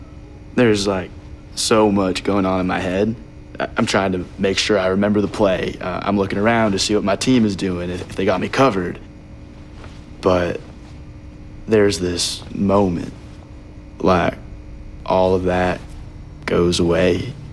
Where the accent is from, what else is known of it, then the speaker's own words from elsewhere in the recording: Henderson, Texas, United States; Henderson. Texas.